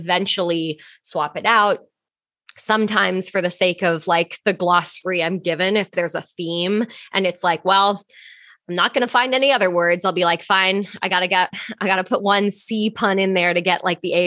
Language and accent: English; Canada; moved away as an adult; also born or lived in Toronto; now in New York, United States; I'm Canadian.